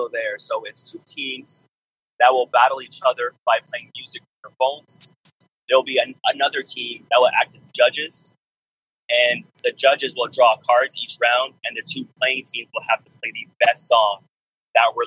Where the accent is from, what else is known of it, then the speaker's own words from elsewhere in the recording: Canada; I'm Canadian.